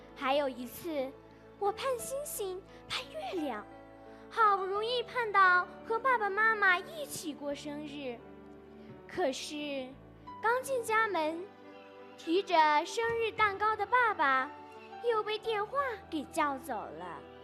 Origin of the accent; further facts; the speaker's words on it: Shigatse, Tibet, China; 我是来自日喀则市小学五年级五班的学生